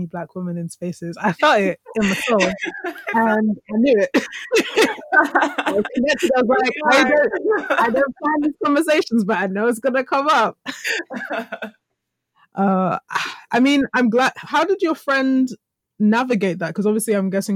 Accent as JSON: {"language": "English", "region": "London", "country": "United Kingdom", "said": "me as a black woman and the things of my culture coming from like East London"}